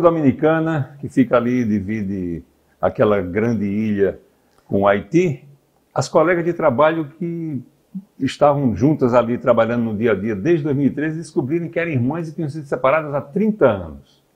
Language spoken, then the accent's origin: Portuguese; Northeast Region, Brazil; nós somos nordestinos aqui do interior